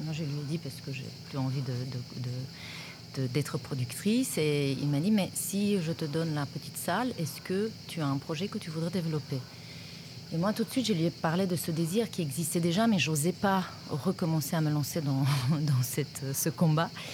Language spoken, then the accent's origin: French; Romania; moved away as an adult; now in France; je suis toujours, euh, en lien avec, euh, mon pays d'origine